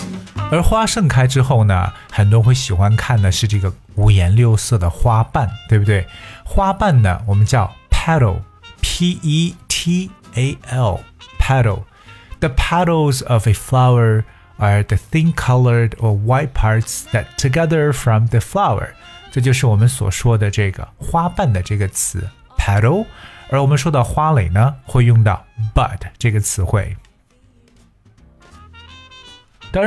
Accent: China; 对于我们中国人来讲，还有很多花

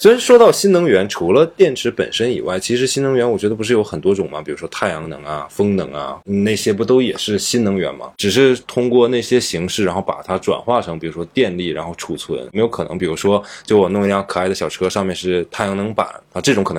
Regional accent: northern China, China; 尤其像我这种就是来自北方的孩子，对吧？

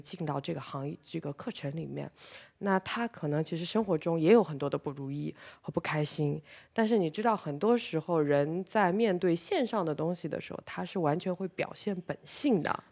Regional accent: China; 那我们作为中国人，本身也是在一个国际市场上比较弱势的群体。

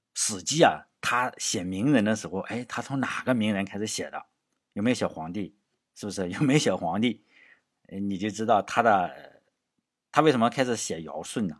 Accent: Shandong, China; 作为山东人

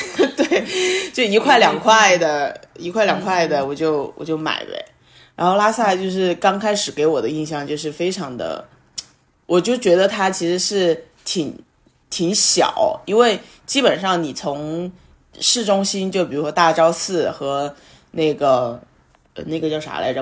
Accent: China; 以我们内地人的一些想法来说

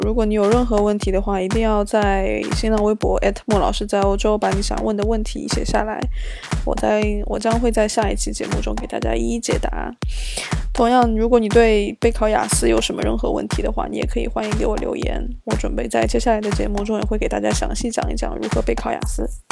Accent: China; now in Sweden; 作为一个中国人来说

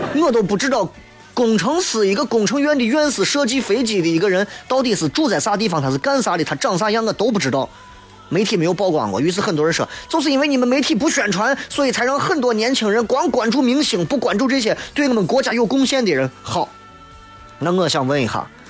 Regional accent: Xi'an, Shaanxi, China; 作为一个西安人

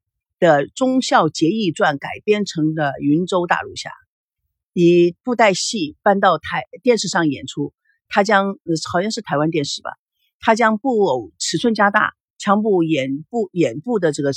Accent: United States; also born or lived in Taiwan; now in China; 就说我是从美国来的，美国到了台湾，美国到了大陆，然后在美国。到了台湾以后，在台湾拍戏，在台湾成立了龙族剧院

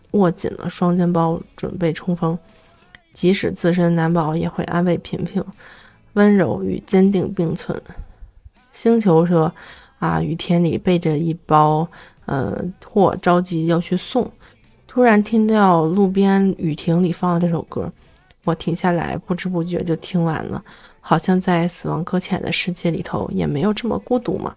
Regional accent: China; 咱作为中国人

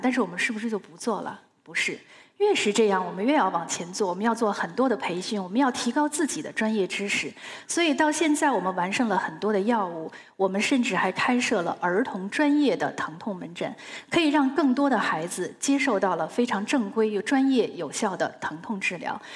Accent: Beijing, China; 由于我是在清华大院里长大的

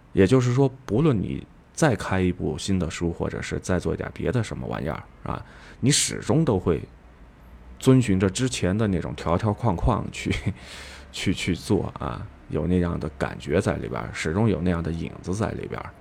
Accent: Yunnan, China; accent: Yunnan dialect; 用我们云南话说的，非常的板扎

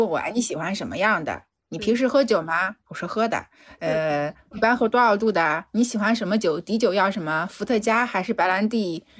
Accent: Shanghai, China; 我从上海来的

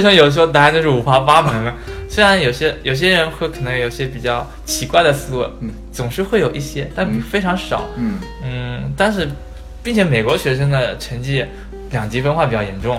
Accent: China; now in United States; 我们中国人

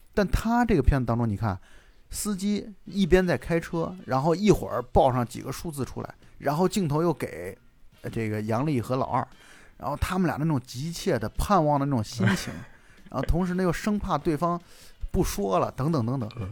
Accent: China; 我们中国

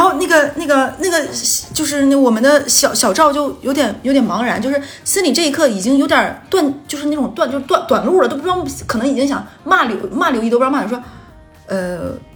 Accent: Northeast China, China; accent: Northeastern Mandarin; moved away; 那我们第一个王炸故事呢，就来自于我的家乡的呼唤

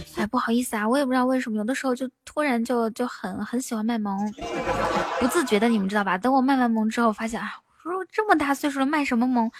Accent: Inner Mongolia, China; now in Shanghai, China; 主播是内蒙人，在上海

